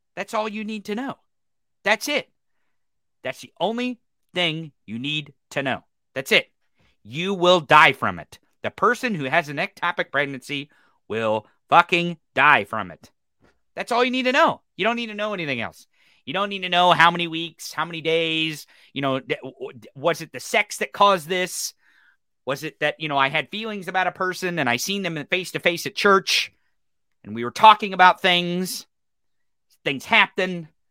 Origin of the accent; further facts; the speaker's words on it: Missouri, United States; Missouri? My home state